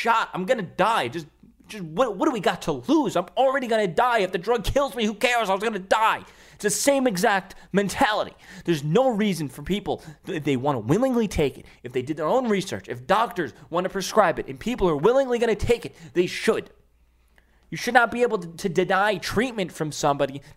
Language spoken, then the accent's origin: English; New York City, New York, United States; in ShopRite in Staten Island, my hometown.